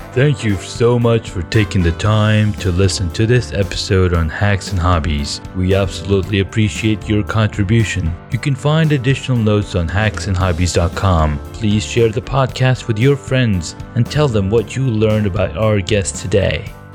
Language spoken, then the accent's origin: English; Corona, California, United States; moved away; I grew up in Cal, Corona, California.